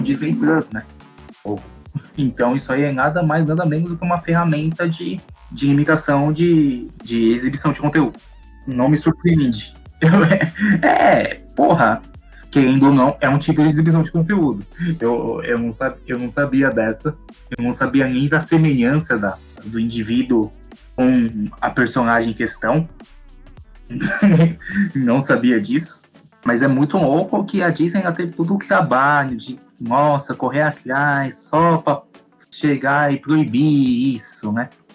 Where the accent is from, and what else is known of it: Brazil